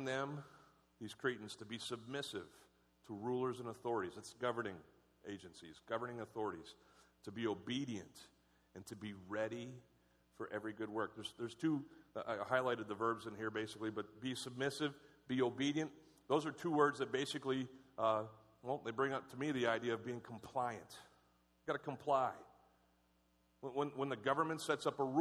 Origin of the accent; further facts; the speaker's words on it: United States; I'm a Christian first and an American second.